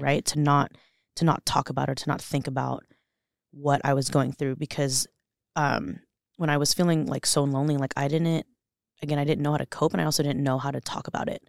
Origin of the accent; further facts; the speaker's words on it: Los Angeles, California, United States; moved away as an adult; also born or lived in Orange County, California; now in Boise, United States; I'm born and raised in Los Angeles, California